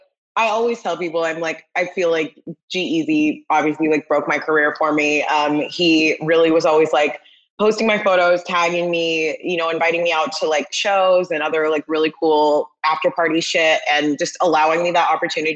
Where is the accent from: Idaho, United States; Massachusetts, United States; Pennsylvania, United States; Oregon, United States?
Oregon, United States; Corvallis; also born or lived in Portland, Oregon; I'm from Corvallis, which is like a much smaller town